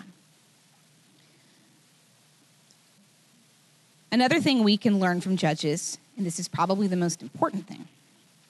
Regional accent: United States; I love being an American. I love it. But just because I'm born here doesn't make me better.

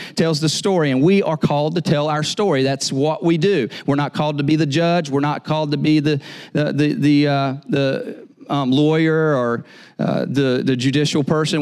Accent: Eastern North Carolina, United States; I'm from Eastern North Carolina

